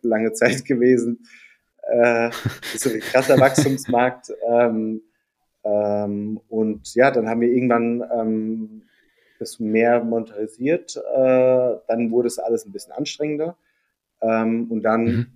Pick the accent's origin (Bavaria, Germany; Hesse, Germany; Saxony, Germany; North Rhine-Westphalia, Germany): Hesse, Germany; near Darmstadt; moved away as an adult; also born or lived in Heidelberg; bin in äh, der Nähe von Darmstadt aufgewachsen, also wirklich auf dem Dorf mit mehr Kühen als Einwohnern